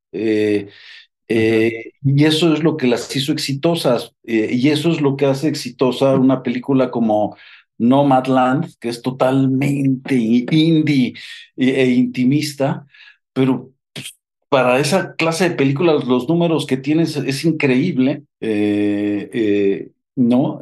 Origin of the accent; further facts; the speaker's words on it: Mexico; en México nunca hemos tenido un, un o un sindicato